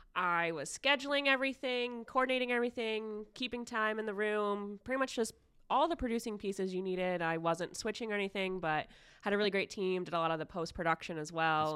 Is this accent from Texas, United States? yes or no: no; Ohio, United States; Yes, I am Ohio born and raised. I have lived here my entire life.